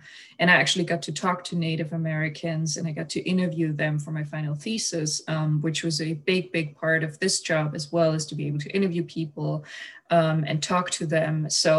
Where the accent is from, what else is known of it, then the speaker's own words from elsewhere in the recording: Germany; moved away as an adult; also born or lived in North Dakota; now in United States; I'm from Germany.